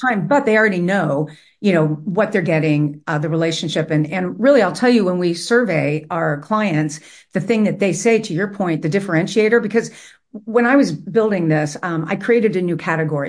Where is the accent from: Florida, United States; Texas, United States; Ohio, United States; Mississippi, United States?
Ohio, United States; Cincinnati; my hometown